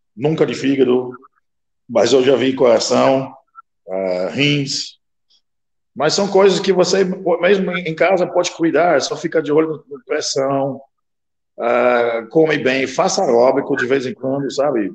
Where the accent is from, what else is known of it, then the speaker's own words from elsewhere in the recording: Netherlands; Portuguese is a second language; now in Brazil; eu sou da Rolanda, mas eu sou do interior, eu não sou da cidade